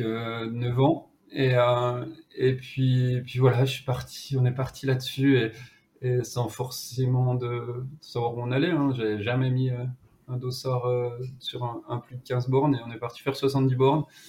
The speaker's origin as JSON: {"language": "French", "area": "Jura mountains", "region": "Bourgogne-Franche-Comté", "country": "France", "tie": "born or raised there", "accent": "Jura", "said": "je suis originaire des, montagnes du Jura"}